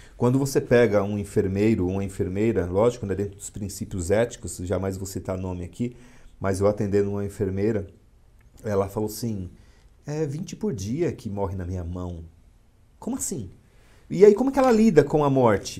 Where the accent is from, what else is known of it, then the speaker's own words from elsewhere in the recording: São Paulo, Brazil; moved away as an adult; now in Mauá, Brazil; eu nasci em São Paulo, fui criado na Zona Leste, em São Miguel Paulista.